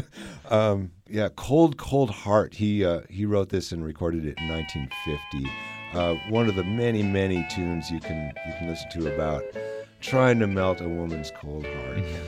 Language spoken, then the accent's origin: English; Minnesota, United States; now in Kansas, United States; I grew up in Minnesota, and and I've experienced 40 below weather